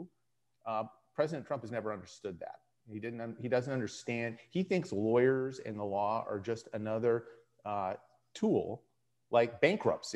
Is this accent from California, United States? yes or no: no; North Dakota, United States; moved away; I grew up in North Dakota.